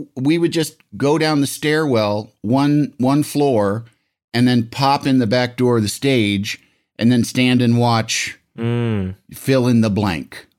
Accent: Illinois, United States; I'm from Illinois

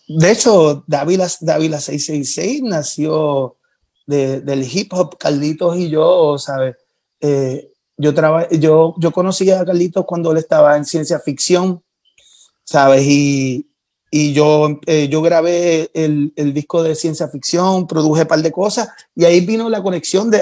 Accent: Puerto Rico; moved away as an adult; now in Mexico City, Mexico

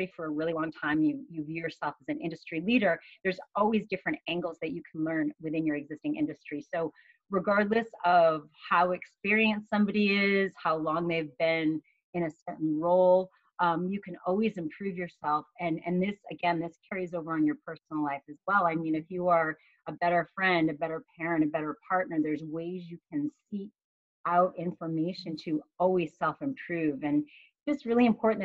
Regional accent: Massachusetts, United States; I grew up in Massachusetts

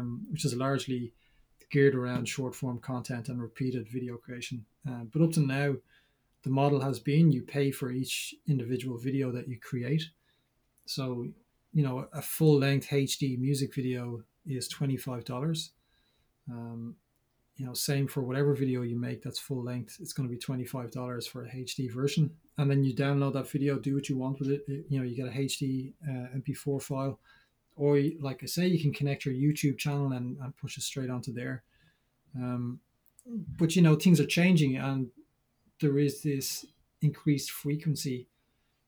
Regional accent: Dublin, Leinster, Ireland; I'm from Dublin.

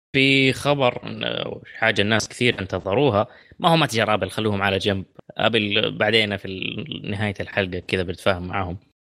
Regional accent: southwest Saudi Arabia, Saudi Arabia; عندنا في الجنوب

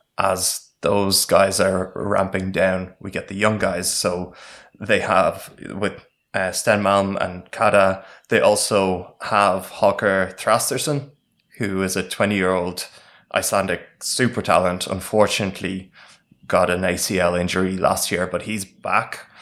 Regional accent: Ireland; we played as the Irish team

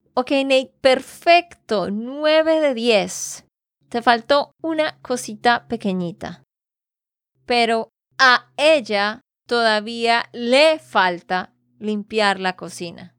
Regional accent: Santander, Colombia; de Santander, Colombia

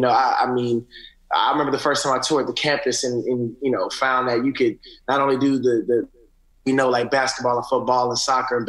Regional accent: Atlanta, Georgia, United States; also born or lived in Augusta, United States; So I'm originally from Georgia, right outside of Atlanta. I was born in Augusta. My mom moved to Atlanta when I think I was about 4. And so that's where I grew up in.

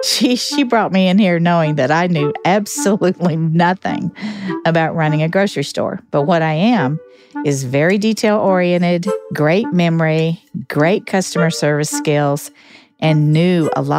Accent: Virginia, United States; born there; also born or lived in Alaska / Missouri / Georgia / Alabama; And grew up all over the country. I was born in Virginia, lived in Alaska, Missouri, Georgia, Alabama. Just grew up all over the place.

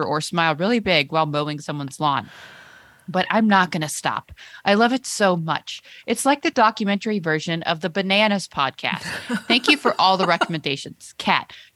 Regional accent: Texas, United States; I'm from Texas

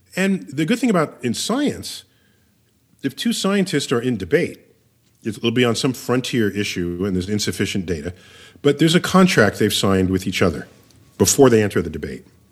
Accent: New York City, New York, United States; I was born and raised in New York City.

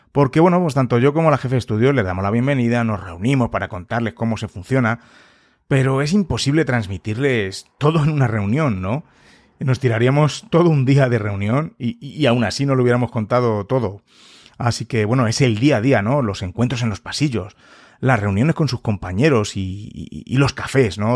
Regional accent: Madrid, Community of Madrid, Spain; yo soy de España, en Madrid en concreto

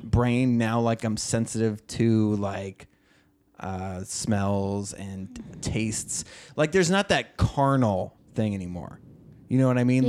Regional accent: Oregon, United States; born or raised there

